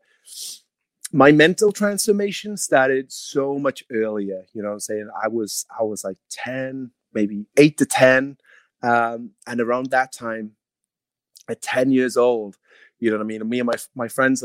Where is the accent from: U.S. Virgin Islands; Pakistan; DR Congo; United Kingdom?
United Kingdom; Wales; now in Clearwater, United States; I'm Welsh